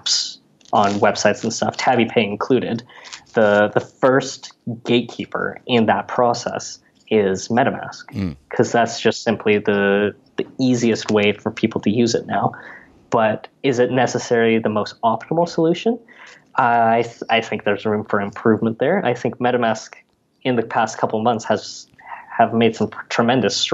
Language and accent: English; Canada; being a Canadian citizen